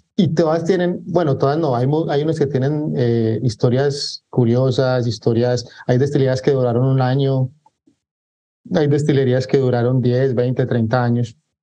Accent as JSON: {"language": "Spanish", "town": "Medellín", "region": "Antioquia", "country": "Colombia", "moved": "yes", "lives_now": "Barranquilla, Colombia", "said": "yo soy de Medellín, Colombia, pero actualmente vivo en Barranquilla, Colombia."}